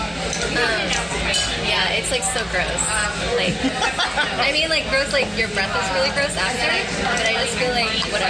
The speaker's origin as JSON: {"language": "English", "region": "Northern California", "country": "United States", "tie": "born or raised there", "also_born_or_lived": "New York", "lives_now": "Los Angeles, United States", "said": "I moved to LA in like 2011. I grew up in California, Northern California."}